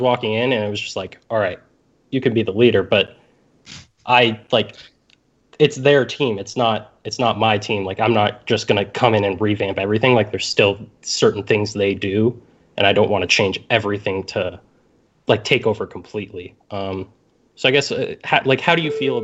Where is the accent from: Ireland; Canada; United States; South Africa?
Canada; I'm Canadian